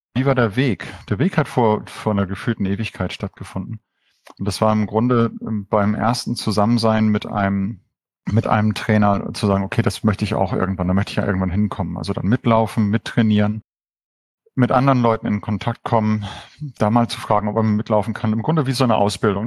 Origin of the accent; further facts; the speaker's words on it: Hamburg, further toward Denmark, North Germany, Germany; Hamburg ist so die Heimat, eigentlich noch weiter Richtung Dänemark.